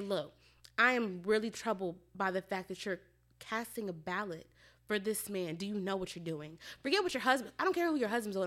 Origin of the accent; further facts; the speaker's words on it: Baltimore, Maryland, United States; I'm from Baltimore.